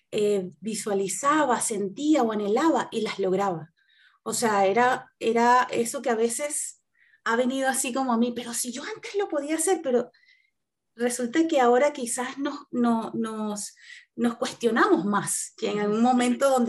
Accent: Venezuela; also born or lived in Italy; now in Chile; yo, soy venezolana, este, salí hace mm, creo que más de cinco años de mi país eh, salí primero, estuve viviendo en Europa, en Italia específicamente, y duré, ahí unos años y luego me vine a Chile por cuestiones familiares

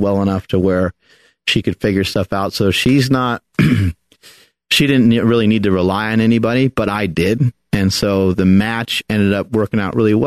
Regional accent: New York, United States; moved away; I am from New York and my parents didn't move out this way just yet

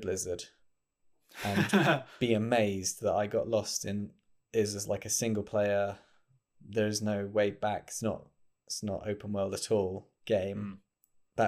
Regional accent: United Kingdom; I'm British

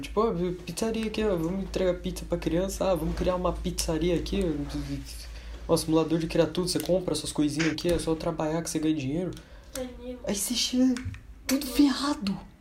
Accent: Brazil; a gente é brasileiro

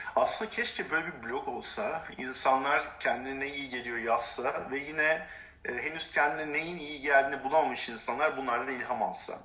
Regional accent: Turkey; Biz Türk'üz sonuçta Türk erkeğiz.

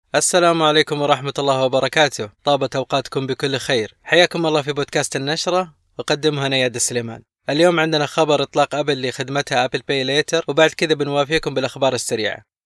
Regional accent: Saudi Arabia; عندنا في السعودية

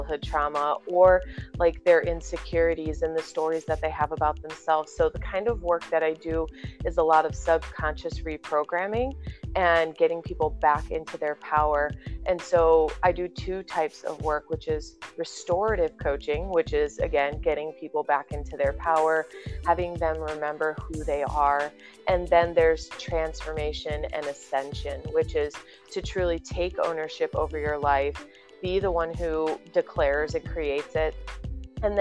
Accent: Indiana, United States; moved away as an adult; also born or lived in Whiting, Indiana; now in San Clemente, United States; I'm born and raised in Indiana

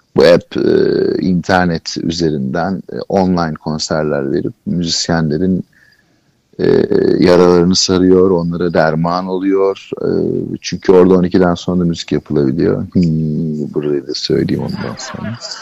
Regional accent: Istanbul, Turkey; Kadıköy'de, Kadıköy çocuğuyum ben. E, moda, moda, modalıyım. E, moda, yani modada büyüdüm, Kadıköy'de büyüdüm.

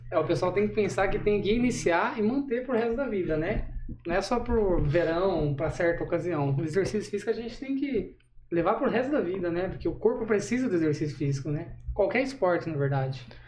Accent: São Paulo, Brazil; moved away as an adult; now in Maringá, Brazil; sou natural de São Paulo, né? Vim para Maringá para finalizar meu bacharel

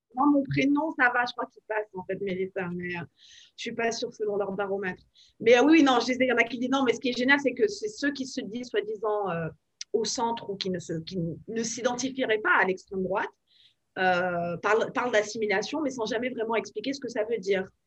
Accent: France; moved away as an adult; now in Washington, United States; nos valeurs de de fond en tant que Français

